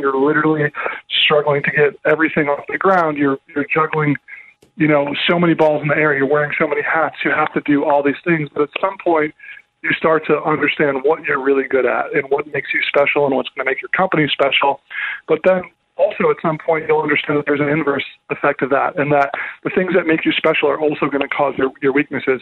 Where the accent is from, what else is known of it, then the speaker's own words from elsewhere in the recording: Minnesota, United States; I grew up in Minnesota as a kid, and there were three lakes within 10 minutes of my house.